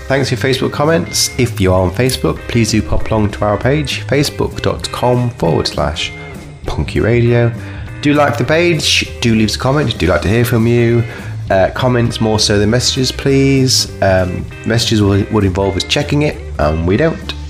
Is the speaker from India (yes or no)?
no; Kirkby, United Kingdom; I'm from Kirkby